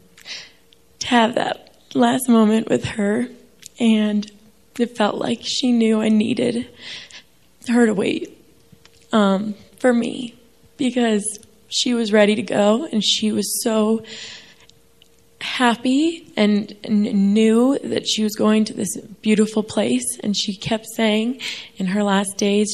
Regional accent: New York, United States; I'm from New York.

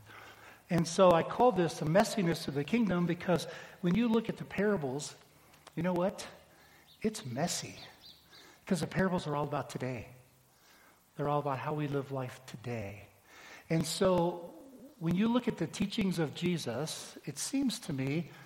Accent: United States; as American Christians

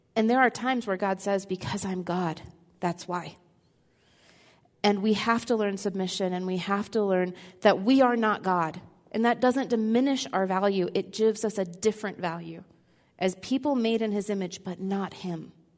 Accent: Midwest, United States; I'm the oldest of three girls, raised in a pretty conservative home in the Midwest

